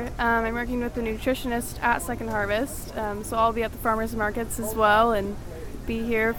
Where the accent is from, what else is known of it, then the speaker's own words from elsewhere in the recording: Oregon, United States; moved away as an adult; now in Knoxville, United States; I am from Oregon, yeah, Oregon.